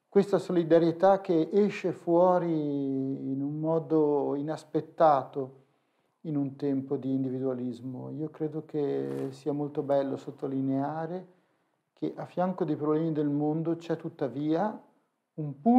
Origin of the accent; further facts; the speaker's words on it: Genoa, Liguria, Italy; essendo genovese d'origine eh, tante volte ci siamo ritrovati a spalare a Genova